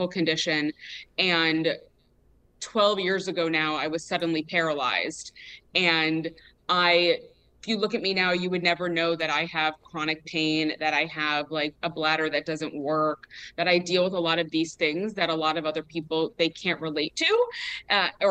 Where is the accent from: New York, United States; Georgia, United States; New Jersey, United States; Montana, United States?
New York, United States; I was born in New York